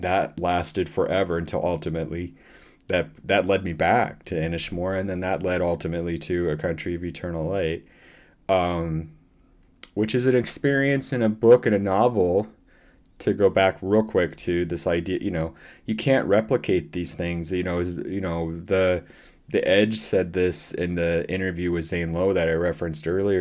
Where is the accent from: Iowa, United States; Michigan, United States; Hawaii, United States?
Iowa, United States; Iowa City; also born or lived in Dublin; I was born in Iowa City